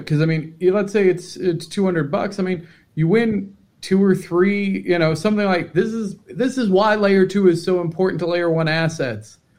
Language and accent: English; Cincinnati, Ohio, United States; I'm from Cincinnati.